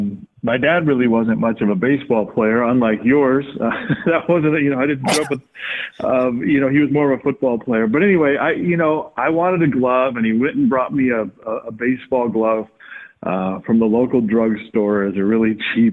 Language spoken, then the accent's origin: English; Flint, Michigan, United States; I grew up in the Midwest. I grew up in Michigan, and there you're just kind of forced to play a little bit of everything because of the seasons. I grew up in a fairly tough town.